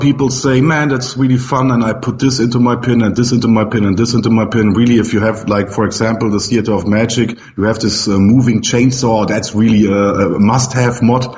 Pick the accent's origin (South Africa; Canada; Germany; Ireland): Germany